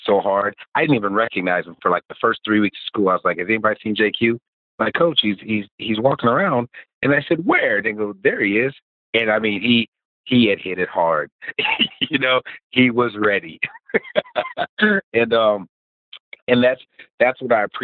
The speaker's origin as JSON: {"language": "English", "town": "Waterloo", "region": "Iowa", "country": "United States", "tie": "born or raised there", "also_born_or_lived": "Georgetown, South Carolina", "moved": "as an adult", "lives_now": "South Carolina, United States", "said": "I grew up in Waterloo, Iowa"}